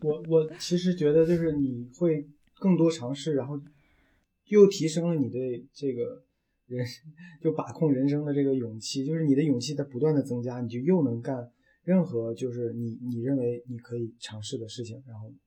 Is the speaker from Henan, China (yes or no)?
no; Gansu, China; moved away as an adult; also born or lived in Wuhan / Beijing; now in Changsha, China; 我们是两个都是外地的，就等于是我是甘嗯肃的